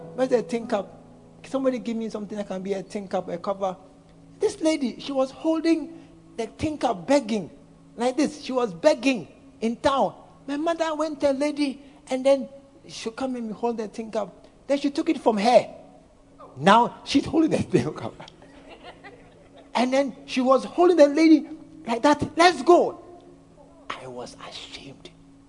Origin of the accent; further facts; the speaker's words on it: Volta, Ghana; I'm from Volta region. Look at that.